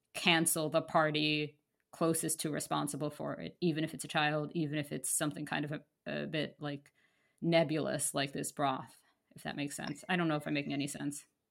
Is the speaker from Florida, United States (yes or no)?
no; New York, United States; I grew up in Manhattan